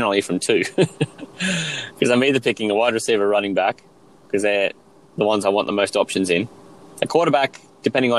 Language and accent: English; Australia; we are 16 Aussie guys playing from Australia